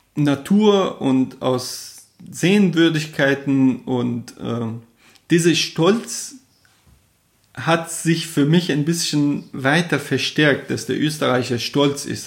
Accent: Jahrom, Fars, Iran; first language Persian; German is a second language; moved away as an adult; also born or lived in Kerman / Kuwait; now in Germany; wo ich geboren bin, Jarom, oder halt man kennt das Shiraz

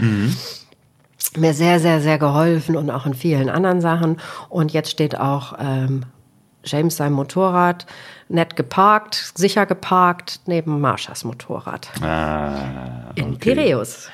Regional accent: Solingen, North Rhine-Westphalia, Germany; moved away as an adult; also born or lived in Eifel / Spain; now in Algarve, Portugal; ich komme ursprünglich aus Solingen, wo die scharfen Messer herkommen. Da bin ich also auch aufgewachsen

